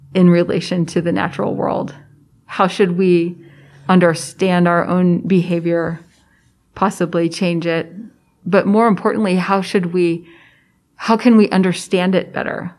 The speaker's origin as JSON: {"language": "English", "town": "Prairie Village", "region": "Kansas", "country": "United States", "tie": "born or raised there", "said": "I grew up in Prairie Village, Kansas, which is a suburb of Kansas City"}